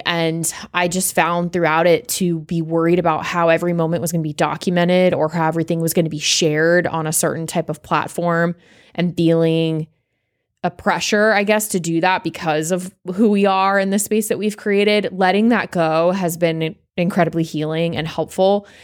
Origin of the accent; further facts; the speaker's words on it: South Florida, United States; I'm from South Florida